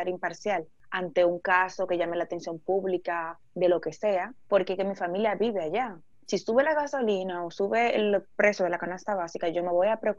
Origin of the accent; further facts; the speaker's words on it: Spain; yo soy español de toda la vida